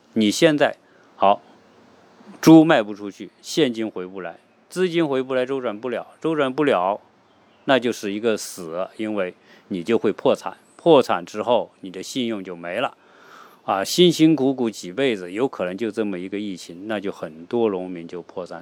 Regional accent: China; now in United States; 我们都从农村出来的

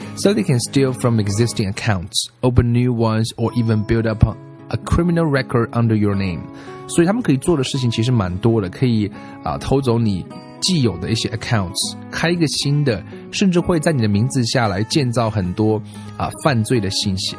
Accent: China; 我们中国人

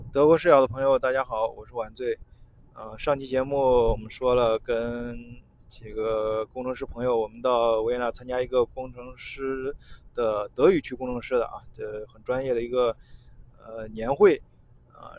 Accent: China; 我作为中国人

